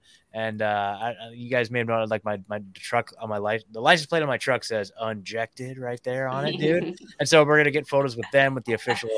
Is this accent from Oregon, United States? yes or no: yes; Oregon, United States; moved away as an adult; also born or lived in Eugene, Oregon; now in Tennessee, United States; I was born and raised in Oregon. I lived there my whole life and I was in Eugene for the last 10 years. And then, yeah, I split last year. I've been in Tennessee just a little bit over a year now.